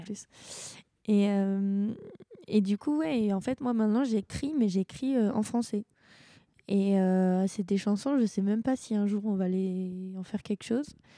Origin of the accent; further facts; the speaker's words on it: France; on est français